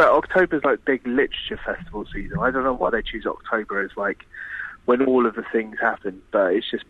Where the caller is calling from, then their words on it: Cheltenham, South West England, United Kingdom; I am standing in the middle of Cheltenham, to do a talk at university.